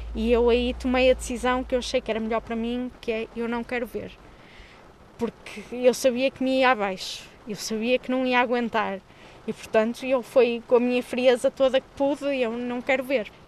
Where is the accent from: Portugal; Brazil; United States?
Portugal; Porto, Norte; sou do Porto e trabalho na área da comunicação